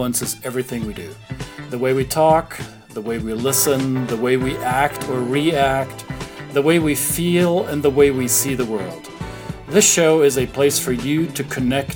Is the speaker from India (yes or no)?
no; Germany; moved away; I'm originally from Germany